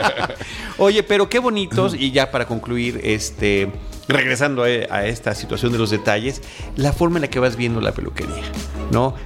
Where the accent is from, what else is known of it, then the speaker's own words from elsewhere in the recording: Campeche, Mexico; yo, soy de Campeche, mi familia es de Campeche